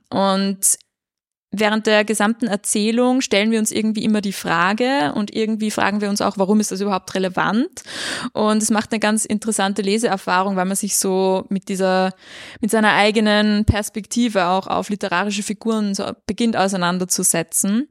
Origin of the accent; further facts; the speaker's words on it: Austria; als Österreicherin